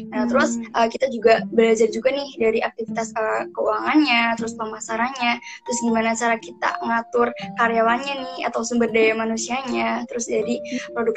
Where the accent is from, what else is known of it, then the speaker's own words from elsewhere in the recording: Cilacap, Central Java, Indonesia; Omda gitu ya, daerah aku, daerah hmm. Cilacap.